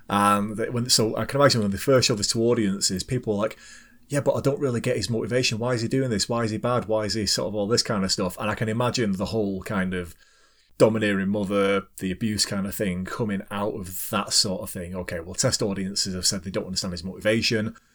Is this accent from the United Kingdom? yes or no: yes; United Kingdom; as a Brit